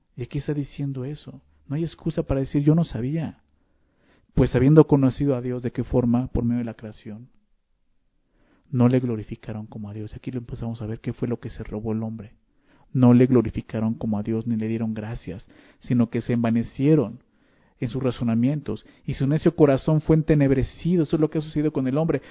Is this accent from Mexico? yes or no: yes; Mexico; Nosotros como ciudadanos mexicanos tenemos obligaciones